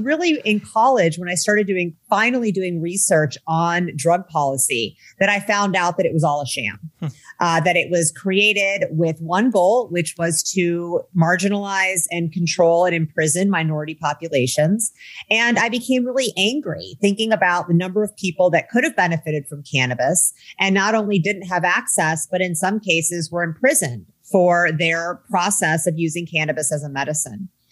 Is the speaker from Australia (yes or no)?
no; Midwest, United States; I grew up in the Midwest in the 1980s and 90s